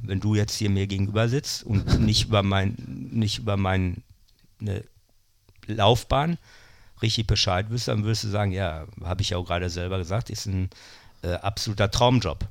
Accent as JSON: {"language": "German", "town": "Bochum", "region": "North Rhine-Westphalia", "country": "Germany", "tie": "born or raised there", "also_born_or_lived": "Münster / Krefeld / Berlin", "moved": "as an adult", "said": "in dem Stadtteil, wo ich aufgewachsen bin, Oberdahlhausen"}